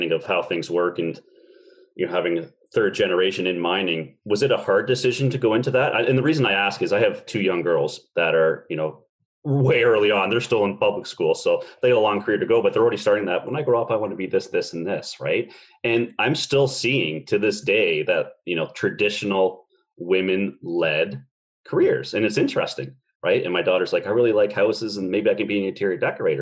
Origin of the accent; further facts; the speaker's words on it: Canada; I'm also a Canadian as well